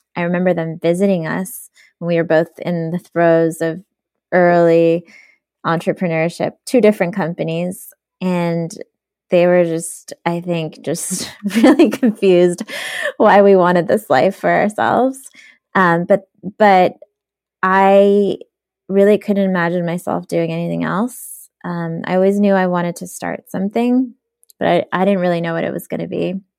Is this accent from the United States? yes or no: yes; New York City, New York, United States; English is a second language; also born or lived in Soviet Union; super poor growing up in Brooklyn